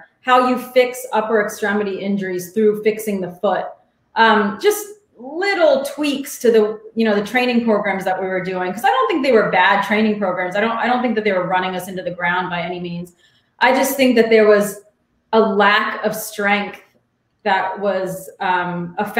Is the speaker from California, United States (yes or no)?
no; Alexandria, Virginia, United States; also born or lived in Arlington, Virginia; I grew up in Alexandria, which is a suburb of DC. So I've been here my whole life.